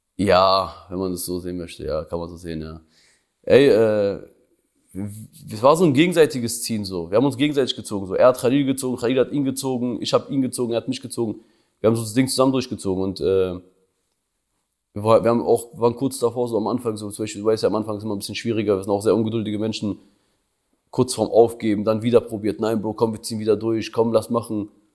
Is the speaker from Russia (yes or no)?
no; Prizren, Prizren District, Kosovo; now in Berlin, Germany; Kosovo ist meine Heimat, so, da komme ich her, so, da, da sind so meine Wurzeln.